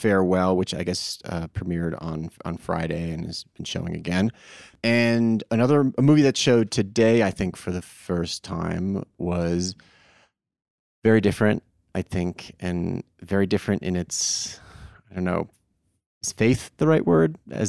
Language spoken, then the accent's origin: English; England, United Kingdom; I'm an Englishman.